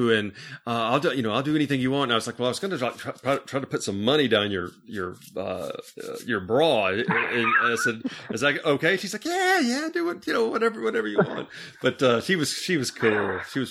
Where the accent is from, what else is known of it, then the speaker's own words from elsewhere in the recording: Bartlett, Tennessee, United States; I was actually from Bartlett.